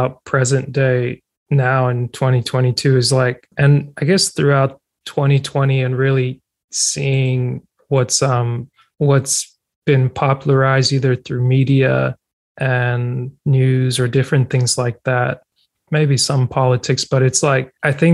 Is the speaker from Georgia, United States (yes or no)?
yes; North Georgia, United States; also born or lived in Cameroon; now in South Georgia, United States; I was born in Cameroon, West Central Africa, immigrated to the States at 7. So it's like I grew up in Georgia, North Georgia. Now I live in South Georgia